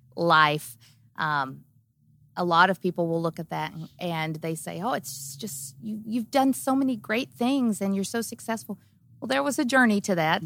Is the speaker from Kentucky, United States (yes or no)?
yes; Kentucky, United States; I grew up small town in Kentucky and on a farm